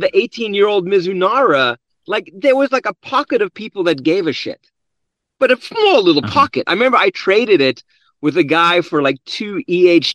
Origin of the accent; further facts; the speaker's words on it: South Africa; now in United States; born and raised in South Africa, came here in 1993